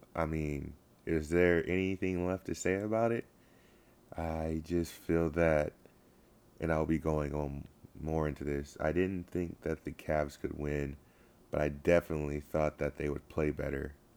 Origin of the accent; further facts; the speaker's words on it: Sacramento, California, United States; I'm from Sacramento and I follow the Kings